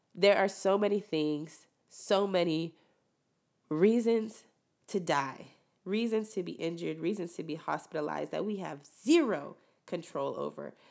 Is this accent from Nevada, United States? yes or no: no; Rio Grande Valley, Texas, United States; born or raised there; moved away